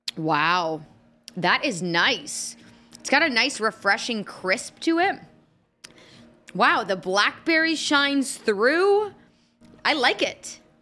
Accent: Indianapolis, Indiana, United States; now in Nashville, United States; I'm from Indianapolis

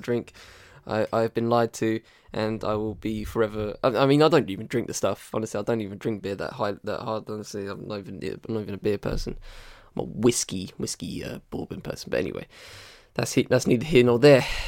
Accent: United Kingdom

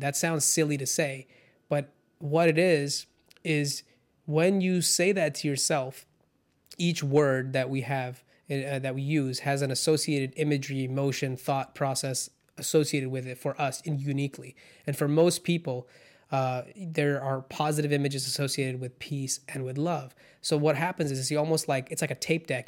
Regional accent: California, United States; also born or lived in India / Orange County, California / Irvine, California; I grew up in, you know, in, in California once we immigrated from India

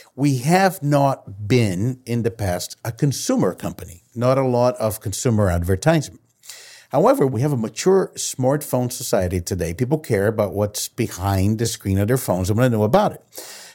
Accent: Brazil; I've been born and raised in Brazil

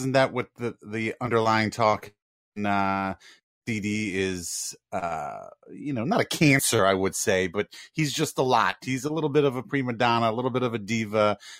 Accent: Long Island, New York, United States; I'm from Long Island

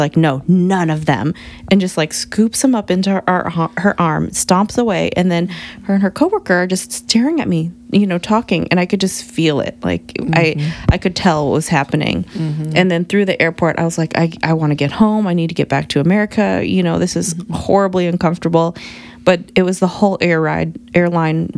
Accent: Bettendorf, Iowa, United States; also born or lived in Korea; I grew up in Iowa, but I was born in Korea

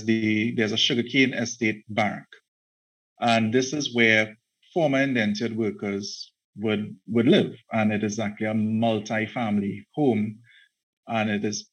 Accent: Trinidad & Tobago; I'm a writer from Trinidad and Tobago. I'm actually based in Trinidad and Tobago, born here, educated here, the entire works

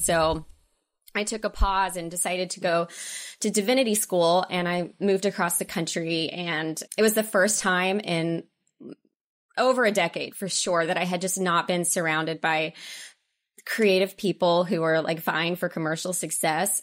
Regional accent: Oklahoma, United States; moved away as an adult; also born or lived in Dallas / Los Angeles; I'm from Oklahoma and I went to theater school in Dallas

